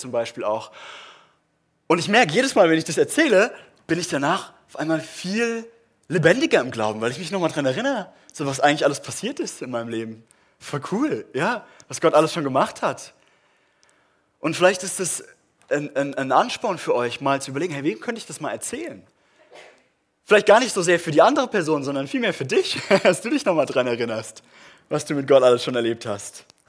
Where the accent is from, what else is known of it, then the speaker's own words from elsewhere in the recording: Germany; wir machen das als Deutsche